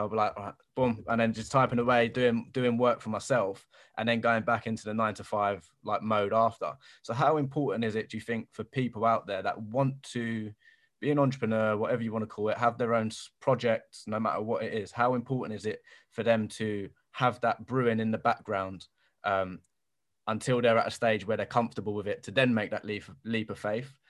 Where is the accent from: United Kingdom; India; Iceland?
United Kingdom; London; I'm from Bermondsey, so South London